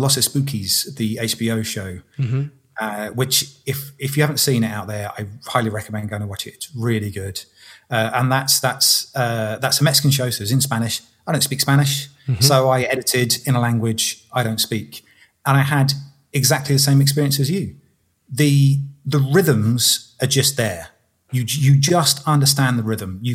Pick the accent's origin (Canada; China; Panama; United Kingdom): United Kingdom; England; I'm 41 and I'm English and I'm a bloke